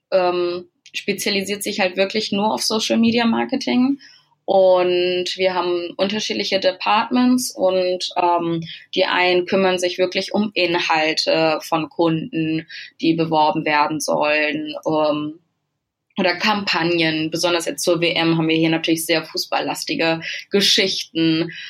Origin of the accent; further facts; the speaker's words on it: Bad Salzuflen, North Rhine-Westphalia, Germany; moved away as an adult; now in Hamburg, Germany; die war zu dem Zeitpunkt noch in meiner Heimat, in dem kleinen Örtchen Bad Salzuflen.